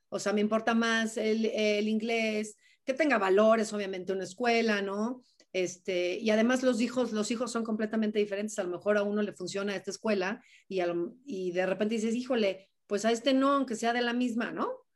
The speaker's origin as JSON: {"language": "Spanish", "country": "Mexico", "said": "somos mexicanos"}